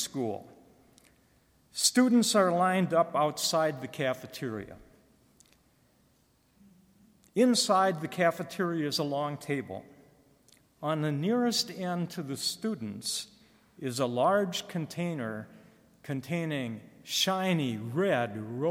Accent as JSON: {"language": "English", "town": "Moorhead", "region": "Minnesota", "country": "United States", "tie": "born or raised there", "moved": "yes", "said": "I was born and raised in Moorhead, Minnesota."}